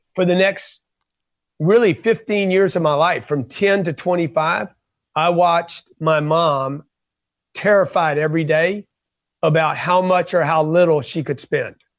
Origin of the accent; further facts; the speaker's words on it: Lake Charles, Louisiana, United States; I grew up in Lake Charles, Louisiana